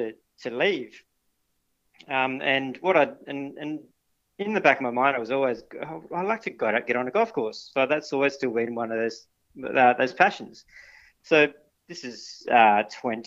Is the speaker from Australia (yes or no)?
yes; Perth, Western Australia, Australia; now in Busselton, Australia; I grew up in Perth